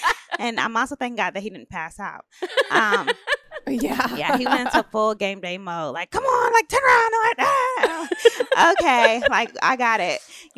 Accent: Decatur, Georgia, United States; also born or lived in Fort Polk, Louisiana; I am from Decatur, Georgia. So I have a little bit of a strange history around that. I lived with my grandparents my whole life and my mom, and my granddad was in the Army. So I was actually born on the Army base in Louisiana.

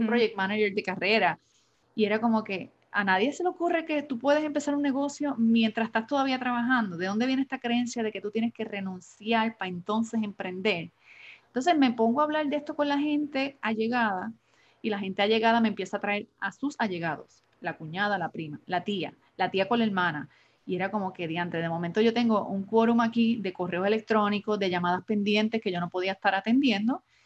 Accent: Adjuntas, Puerto Rico; now in San Juan, Puerto Rico; soy puertorriqueña, natural del pueblo de Adjuntas en Puerto Rico. Llevo más de 25 años casi en San Juan, Puerto Rico, radicada en San Juan

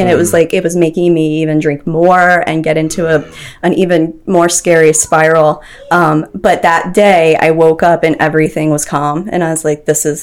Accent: Anne Arundel County, Maryland, United States; also born or lived in Howard County, Maryland / Towson, Maryland; I'm from Maryland. I grew up in Anne Arundel County

